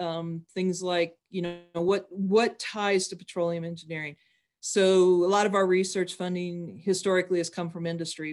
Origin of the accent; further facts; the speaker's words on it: Wyoming, United States; I'm from Wyoming